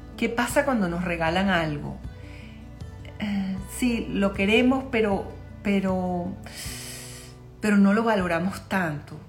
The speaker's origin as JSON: {"language": "Spanish", "town": "Caracas", "region": "Capital District", "country": "Venezuela", "said": "yo soy de Caracas, Venezuela"}